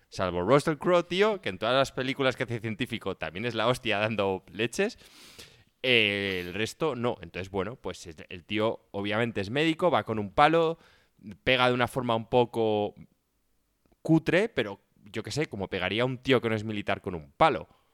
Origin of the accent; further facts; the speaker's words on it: Spain; nosotros somos como buenos españoles, tío, pata negra.